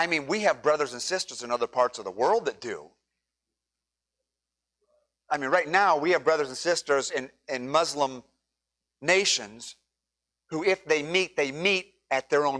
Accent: United States; I'm an American by nationality

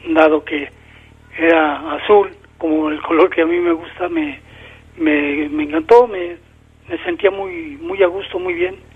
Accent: Mexico City, Mexico; De México, del Distrito Federal.

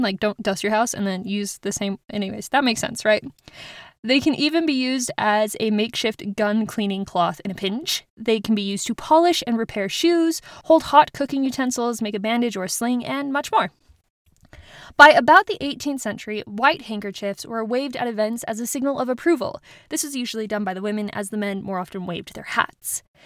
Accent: United States; also born or lived in Germany; growing up in the States.

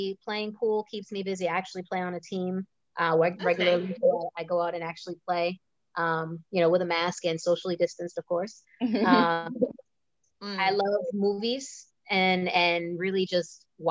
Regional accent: Massachusetts, United States; moved away; also born or lived in New York / Philadelphia; I grew up in Massachusetts. I lived in New York. I lived in Philly

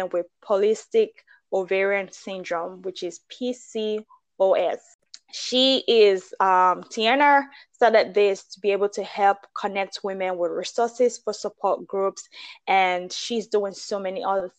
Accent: Nigeria; I'm Nigerian

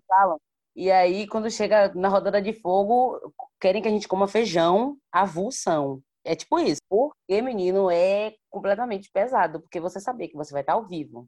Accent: Salvador, Bahia, Brazil; eu sou de Salvador, Bahia

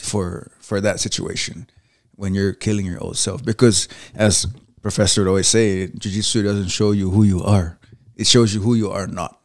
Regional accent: Saipan, Northern Mariana Islands; also born or lived in Spanaway, Washington; now in United States; I was born in Saipan.

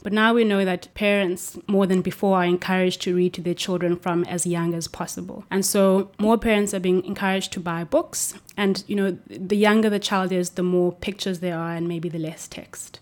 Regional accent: Cape Town, Western Cape, South Africa; moved away as an adult; now in Norway; I'm from Cape Town in South Africa.

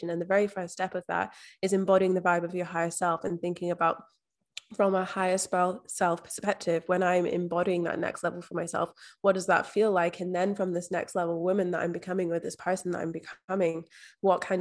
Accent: Scotland, United Kingdom; now in Australia; So I'm actually from Scotland, but I've been living overseas in Australia for the past five years. So there's a bit of mishmash of everything in there.

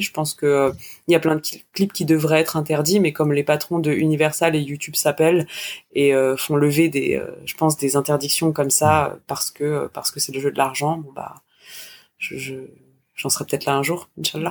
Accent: France; je suis vraiment française

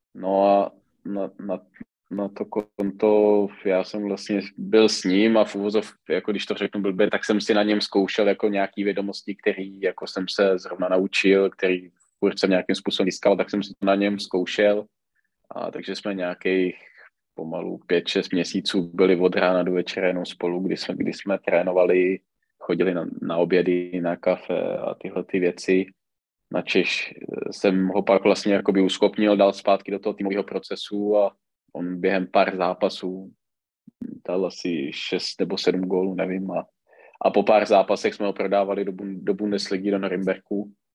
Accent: Czechia; U nás v Čechách většinou, když se na to podíváte, tak ty trenéři, pokud se hejbou, tak jde většinou trenér sám

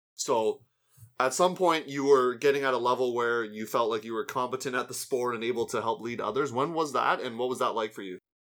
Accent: Canada; as a Canadian

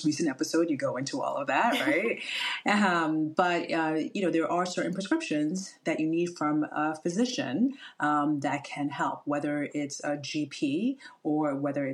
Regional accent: Ghana; now in New Jersey, United States; My background, I'm a Ghanaian

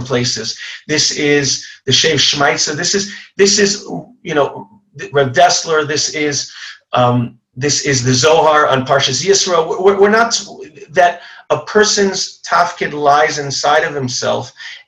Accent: Long Island, New York, United States; I grew up in Long Island

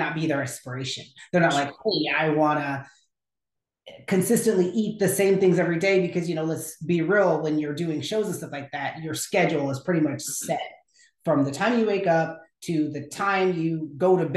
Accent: Houston, Texas, United States; also born or lived in Lubbock, Texas; now in Dallas, United States; I'm from Houston originally

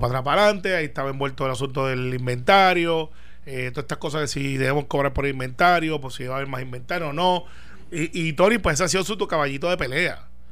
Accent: Guaynabo, Puerto Rico; Guaynabo, que es mi pueblo

